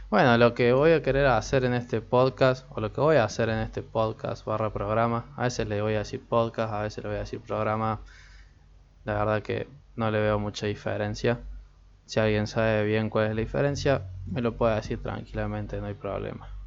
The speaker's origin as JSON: {"language": "Spanish", "country": "Argentina", "said": "porque como soy de Argentina, es la liga que tenemos nosotros, la liga nacional"}